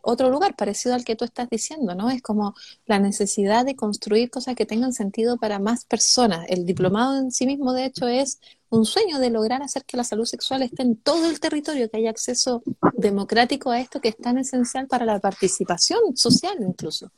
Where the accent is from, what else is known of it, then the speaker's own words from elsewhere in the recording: Calama, Antofagasta, Chile; moved away; Yo soy de Calama, nací en el, en el enterrado hospital de Chuquicamata